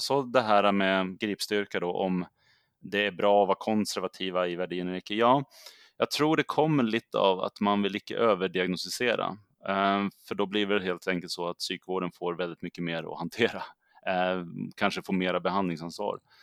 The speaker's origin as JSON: {"language": "Swedish", "town": "Södertälje", "region": "Stockholm County", "country": "Sweden", "also_born_or_lived": "Umeå", "moved": "as an adult", "said": "jag kommer ju ursprungligen från Södertälje som ligger söder om Stockholm, men jag flyttade upp till Umeå när jag var 21 år gammal"}